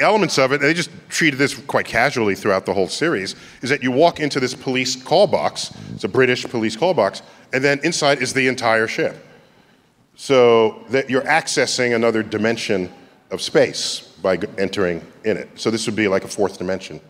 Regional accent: New York, United States; This is my hometown.

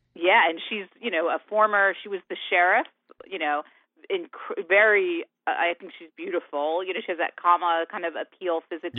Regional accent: Connecticut, United States; now in Florida, United States; I grew up in Connecticut

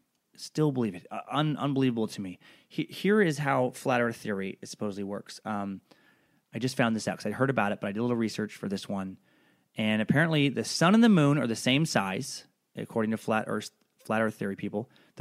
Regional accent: Riggins, Idaho, United States; I grew up in Riggins around a lot of people who did not have a high level of education and did have a lot of fucking theories.

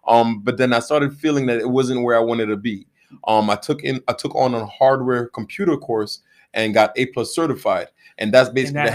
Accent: New York City, New York, United States; Born and raised in Brooklyn, New York

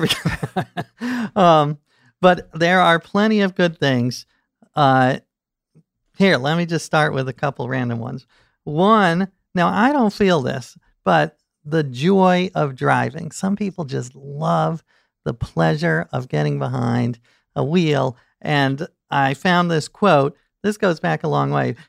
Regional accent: New York City, New York, United States; I grew up in New York City

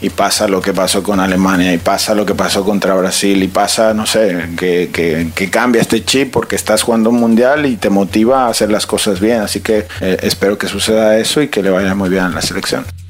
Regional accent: Mexico; soy este mexicano

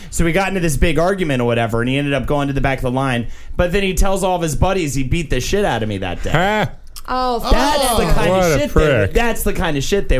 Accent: Charlotte, North Carolina, United States; my hometown of Charlotte, North Carolina

